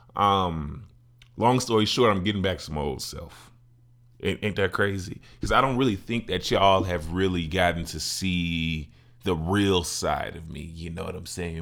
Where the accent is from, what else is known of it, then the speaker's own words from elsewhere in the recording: Chicago, Illinois, United States; my hometown, Chicago